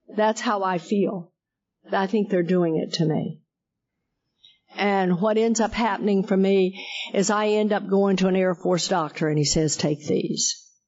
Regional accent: Texas, United States; I am a hick from Texas

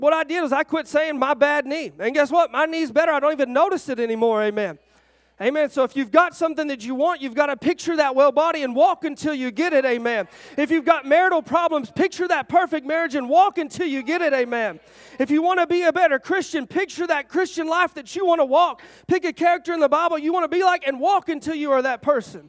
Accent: Arkansas, United States; I'm from Arkansas.

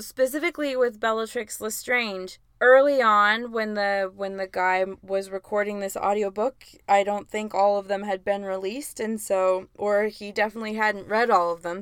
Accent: Augusta, Georgia, United States; also born or lived in St. Louis, Missouri; I was born in Saint Louis. We moved to Augusta, Georgia when I was nine.

